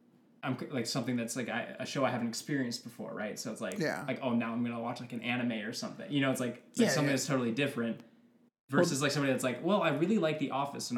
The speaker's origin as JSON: {"language": "English", "town": "Seattle", "region": "Washington", "country": "United States", "said": "I'm from Seattle."}